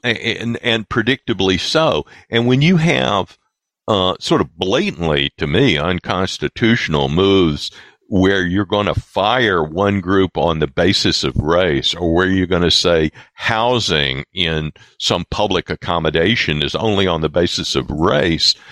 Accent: the South, United States; I grew up in the South uh, at the right. tail end of uh, Jim Crow South.

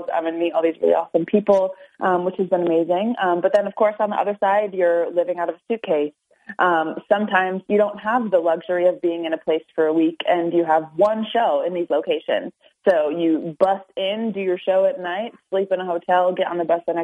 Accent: Norwich, United States; also born or lived in Afton; I grew up in Norwich. I actually was originally from Afton. We started there, and then we moved to Norwich when I was young.

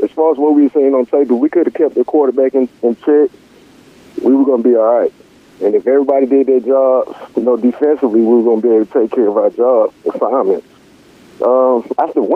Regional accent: Georgia, United States; moved away as an adult; I was from Georgia

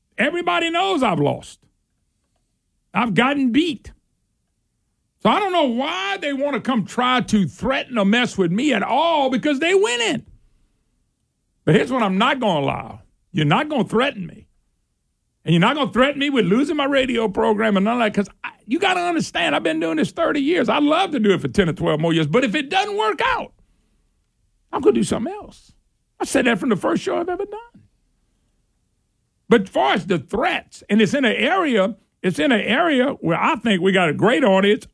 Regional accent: Plaquemine, Louisiana, United States; I'm rural. I'm country. I'm just old country boy. That's who I am. I came from Plaquemine

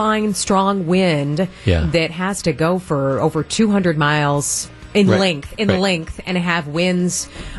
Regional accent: Iowa, United States; moved away; I'm from Iowa originally, grew up there

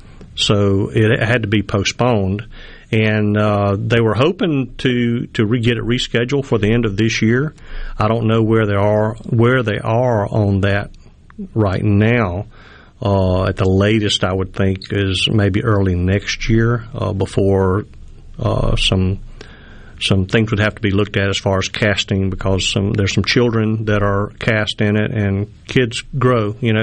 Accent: Mississippi, United States; but you can't really tell from my accent, but I am a Mississippi and Alabama boy.

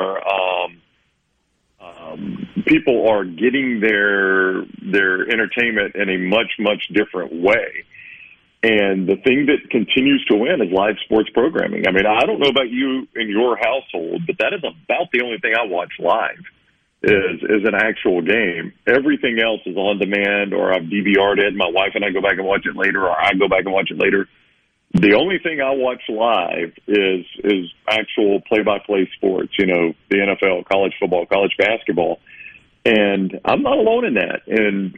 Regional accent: the South, United States; I grew up obviously in the South

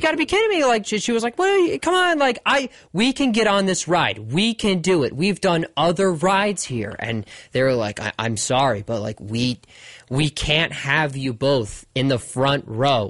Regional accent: Westfield, New Jersey, United States; there used to be a car wash place I used to go on Rahway Avenue in Westfield, New Jersey.

